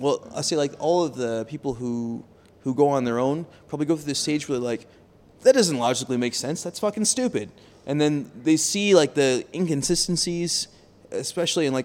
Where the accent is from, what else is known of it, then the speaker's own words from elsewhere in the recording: United States; moved away as an adult; now in Singapore; I grew up in America